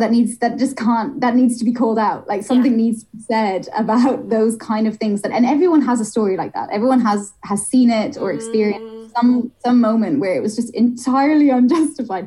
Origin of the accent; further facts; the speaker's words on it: Ireland; moved away; I grew up in Ireland